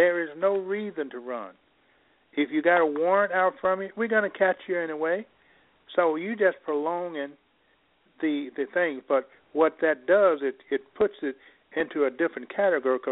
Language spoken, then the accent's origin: English; Mississippi, United States; now in Illinois, United States; I grew up in Mississippi. I now can operate from the cotton fields of Mississippi to the White House